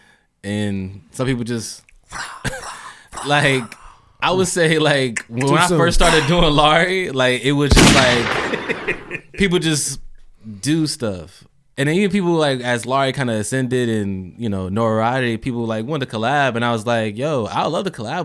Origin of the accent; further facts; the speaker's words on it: Indianapolis, Indiana, United States; I'm from Indianapolis